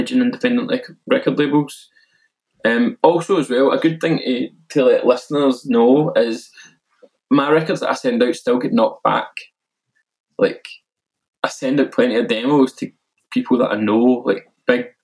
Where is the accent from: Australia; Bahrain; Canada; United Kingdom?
United Kingdom; Milton; an under-18s youth club in my hometown of Milton